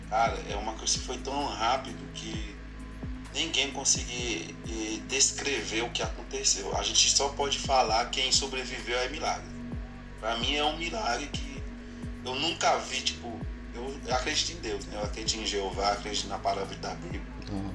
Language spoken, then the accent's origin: Portuguese; Haiti; Portuguese is a second language; moved away as an adult; now in Brazil; Eu sou do Haiti